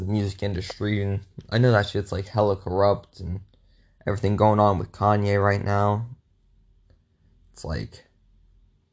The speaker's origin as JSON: {"language": "English", "region": "Midwest", "country": "United States", "said": "I'm from the Midwest"}